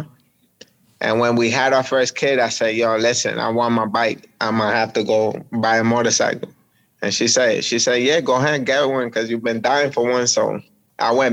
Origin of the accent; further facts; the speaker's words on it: New York City, New York, United States; I grew up in Washington Heights, so upper Manhattan